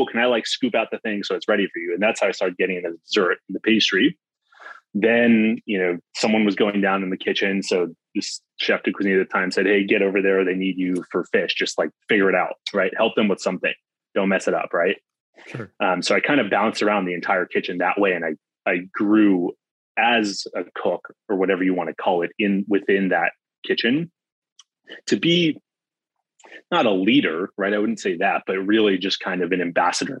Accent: California, United States; I'm from California.

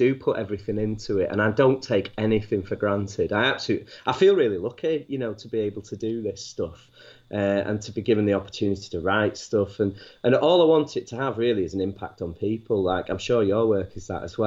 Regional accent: Manchester, North West England, United Kingdom; moved away; also born or lived in Wakefield; I'm actually from Manchester

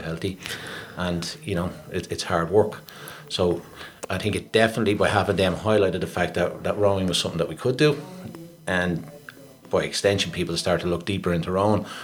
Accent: Dublin, Leinster, Ireland; I, I grew up down on the Pigeon House Road.

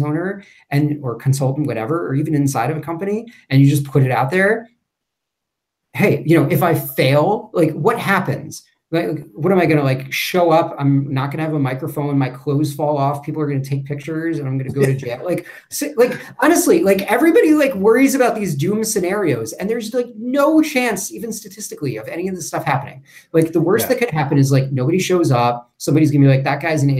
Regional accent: New York, United States; moved away as an adult; also born or lived in Louisville, Kentucky / Cincinnati, Ohio; I'm originally from New York, born and raised

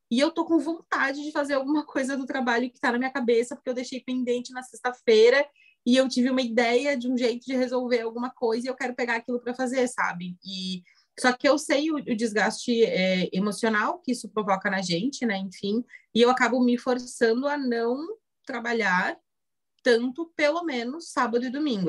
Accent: Santa Catarina, Brazil; sou de Santa Catarina, noiva, 31 anos, mulher.

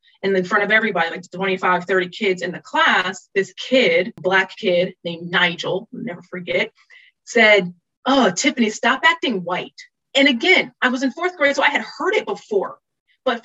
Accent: Virginia Beach, Virginia, United States; I adored Virginia Beach. I realize in retrospect everything that it gave me

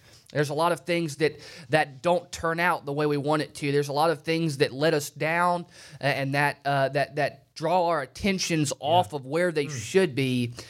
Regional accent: Phenix City, Alabama, United States; now in Manhattan, United States; So right now, my family is in Kansas. My dad moved from Phoenix City, Alabama 18 years ago.

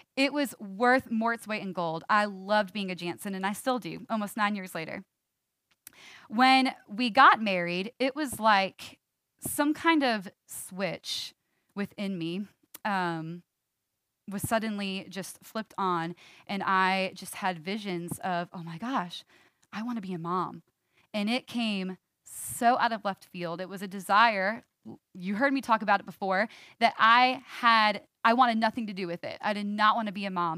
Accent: New York, United States; I'm a New Yorker, born and raised

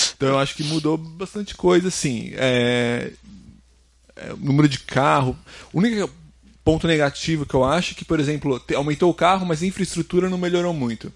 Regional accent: São Paulo, Brazil; moved away as an adult; morava em São Paulo, né? Sou de São Paulo

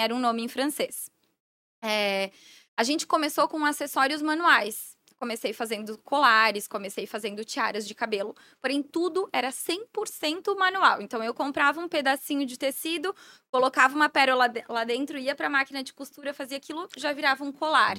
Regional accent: Blumenau, Santa Catarina, Brazil; Sou de Blumenau

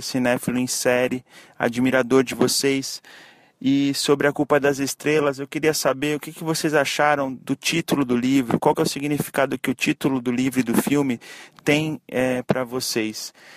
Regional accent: Santos, São Paulo, Brazil; sou de Santos, São Paulo

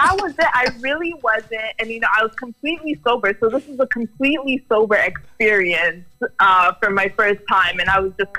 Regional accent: Toronto, Ontario, Canada; So I was born in Toronto, actually. I'm Canadian born, and then my background is Jamaican and Guyanese.

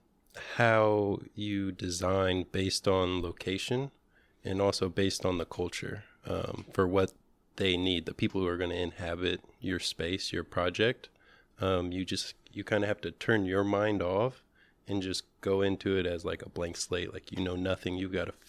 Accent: Indianapolis, Indiana, United States; I grew up here in Indiana, in Indianapolis.

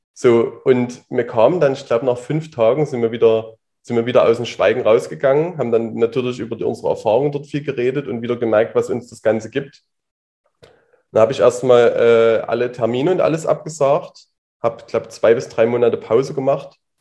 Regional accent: Leipzig, Saxony, Germany; bin aus Leipzig, bin jetzt 30 Jahre alt und sitze hier auch gerade noch in Leipzig.

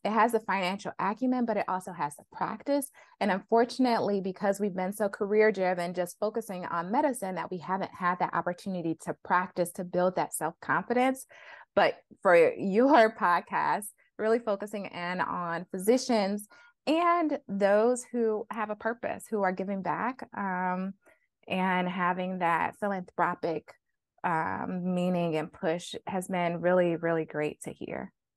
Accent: Flint, Michigan, United States; growing up in Flint, Michigan

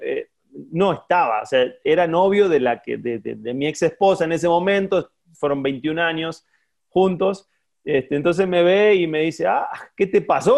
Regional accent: Casilda, Santa Fe, Argentina; born or raised there; moved away as an adult; also born or lived in Buenos Aires; now in Mexico

